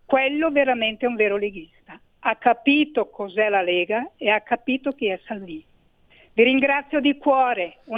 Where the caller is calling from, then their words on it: Boario Terme, Lombardy, Italy; Buongiorno, siamo da Boario Terme.